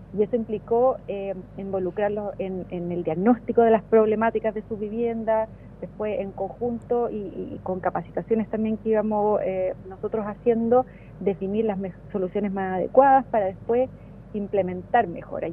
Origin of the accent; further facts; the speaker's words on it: Santiago, Santiago Metropolitan Region, Chile; moved away as an adult; now in Valdivia, Chile; toda la vida viví en Santiago, nací en Santiago, viví toda la vida en Santiago y me trasladé al sur buscando mejor calidad de vida